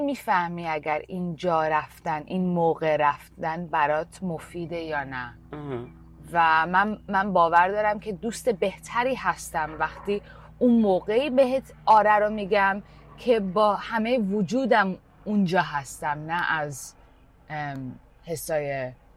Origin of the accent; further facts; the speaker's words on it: Canada; moved away as an adult; also born or lived in Iran / India; now in United States; از ایران مهاجرت کردم 6 سالگی به کانادا